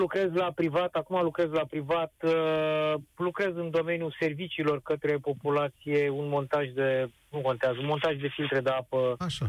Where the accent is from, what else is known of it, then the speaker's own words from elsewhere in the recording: Romania; noi ca români